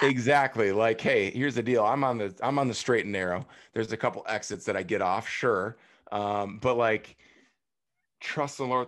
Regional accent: Prairie du Chien, Wisconsin, United States; I went back to my hometown. I'm back hanging out with my best friends that grew up on the same street, Ohio Street, Prairie Sheen, Wisconsin

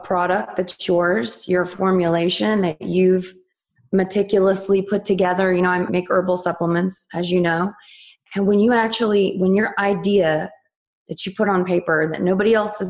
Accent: West Virginia, United States; I was born and raised in West Virginia

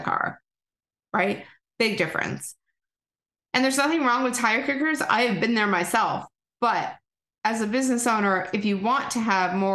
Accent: Canada; accent: Canadian; Here comes my Canadian accent

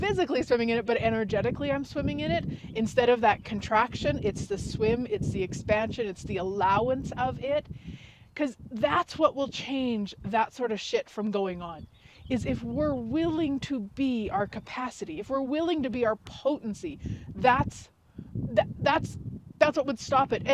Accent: Canada; Yes, I am Canadian. Yes, I live in Canada.

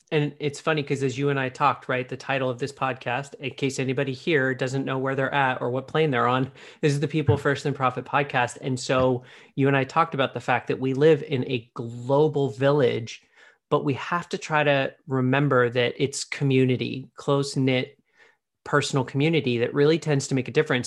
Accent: Pittsburgh, Pennsylvania, United States; moved away; I was born in Pittsburgh, I don't really spend a lot of time on the East Coast since having left

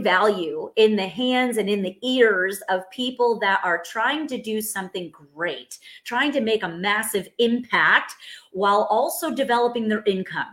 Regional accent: New York, United States; now in Texas, United States; I'm from New York. I now live in Texas.

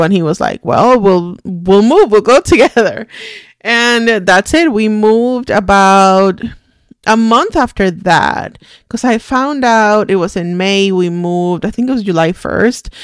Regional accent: Puerto Rico; English is a second language; moved away as an adult; now in United States; I'm Puerto Rican. I was Born and raised in Puerto Rico my whole life. I was thirty when I moved to the United States.

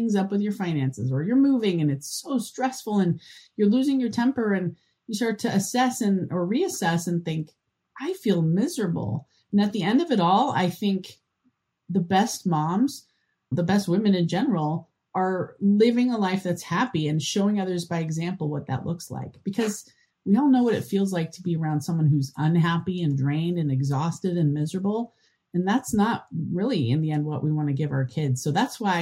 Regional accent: Madison, Wisconsin, United States; I'm from Madison, Wisconsin

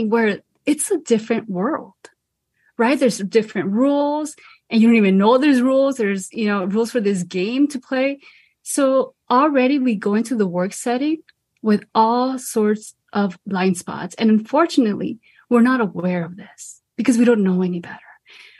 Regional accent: Los Angeles, California, United States; I'm originally from Boyle Heights, Los Angeles, and I come from a Mexican American family

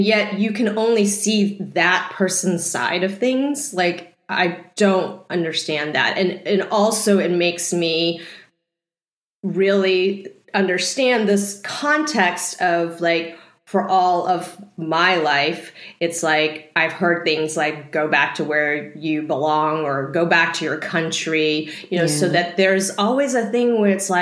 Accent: Texas, United States; I grew up in Texas, and being Asian in Texas is not very easy

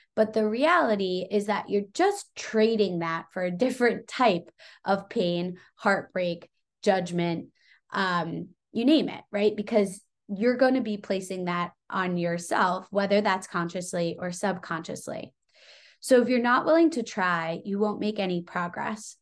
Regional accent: Long Island, New York, United States; I grew up on Long Island

